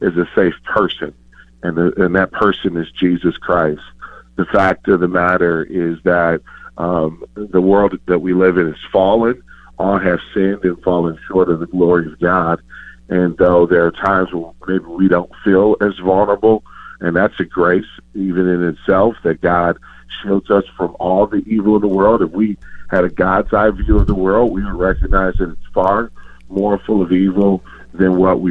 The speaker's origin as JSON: {"language": "English", "region": "Michigan", "country": "United States", "tie": "born or raised there", "said": "I was born and raised in Michigan, graduate of Michigan State University"}